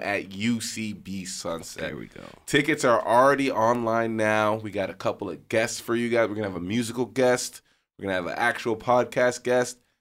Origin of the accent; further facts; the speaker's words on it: New York, United States; now in Los Angeles, United States; I'm from New York